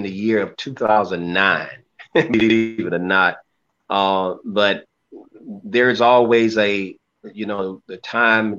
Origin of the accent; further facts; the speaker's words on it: Clarksdale, Mississippi, United States; now in North Little Rock, United States; I'm originally from Mississippi, Clarksville, Mississippi, northern Mississippi